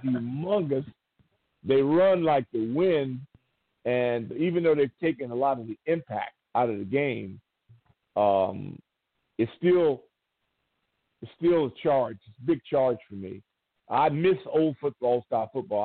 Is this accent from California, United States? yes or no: yes; Southern California, United States; moved away; the team stayed in my hometown